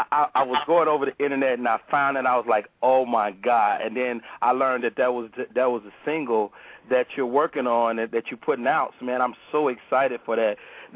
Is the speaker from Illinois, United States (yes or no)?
yes; Chicago, Illinois, United States; You know, I'm from Chicago